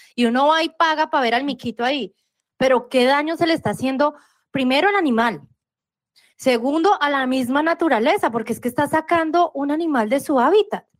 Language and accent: Spanish; Colombia; Yo sigo, sigo siendo colombiana y seguiré siendo colombiana